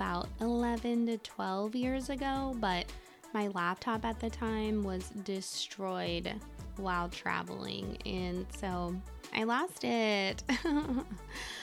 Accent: Midwest, United States; moved away as an adult; also born or lived in Alaska / Colorado / Washington, D.C. / Texas; I'm from the Midwest originally, come from a huge family

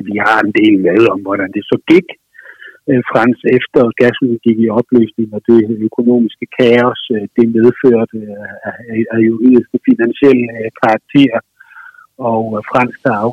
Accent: Southern Jutland, Southern Denmark, Denmark; moved away; jeg er jo nede fra Sønderjylland, jeg er jo nede fra sådan det dansk-tyske kulturområde, øh, område ligger jo små 30-35 kilometer fra, øh, fra den tyske grænse, måske 40

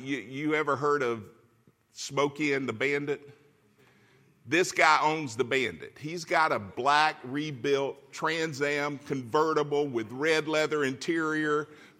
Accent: Florida, United States; moved away as an adult; now in California, United States; We're from Florida. We know hurricanes.

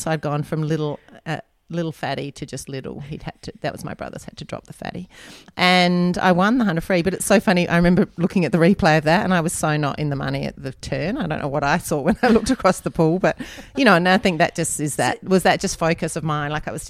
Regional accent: Australia; I'd come home from America with like M&Ms and red licorice and all this stuff, Hershey cups and all those things that we never had, it didn't have in Australia at that time.

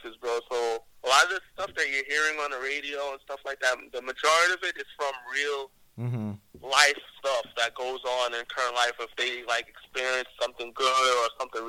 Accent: New York City, New York, United States; I'm from Staten Island, New York

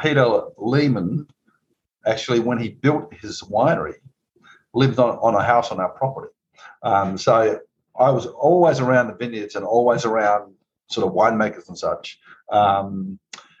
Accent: Barossa Valley, South Australia, Australia; moved away as an adult; now in Napa Valley, United States; I'm Australian, of course, and I grew up in a place called the Barossa Valley

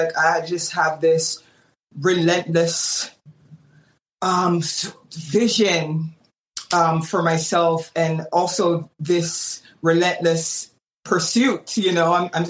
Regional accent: Menominee, Wisconsin, United States; born there; also born or lived in Jamaica; I was born in Menominee, Wisconsin. It's a very small town. I know probably most people haven't heard of it. And then moved to Jamaica, lived there for 10 years

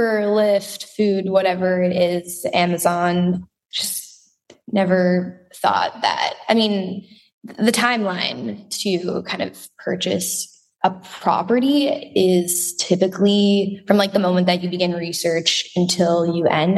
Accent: Israel; I grew up in Israel.

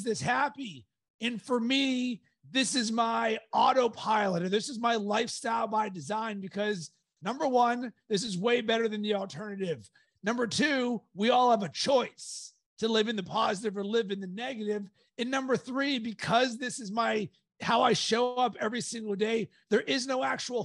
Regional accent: Pittsburgh, Pennsylvania, United States; growing up in Pittsburgh

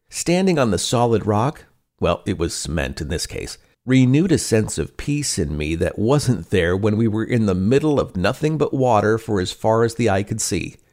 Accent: Pacific Northwest, United States; Growing up in the Pacific Northwest

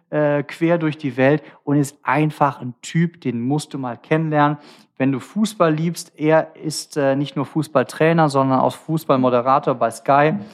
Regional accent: Cologne, North Rhine-Westphalia, Germany; Ich bin Kölner, ne?

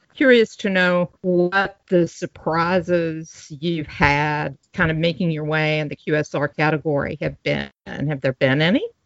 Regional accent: Louisville, Kentucky, United States; my hometown, Louisville, uh, Louisville, Kentucky

